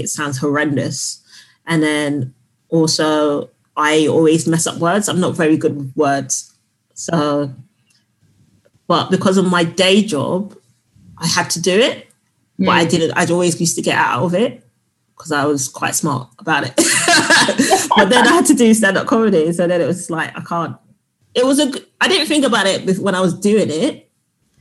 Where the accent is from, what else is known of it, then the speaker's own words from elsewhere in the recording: London, United Kingdom; I'm from South London.